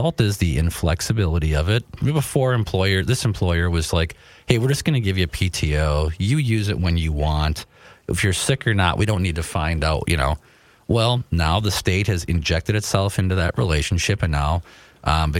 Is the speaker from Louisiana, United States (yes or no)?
no; Rosemount, Minnesota, United States; also born or lived in St. Paul, Minnesota; I was born in St. Paul over by the fairgrounds, and then when I was a kid, we moved out to the Bermuda Triangle of the South Metro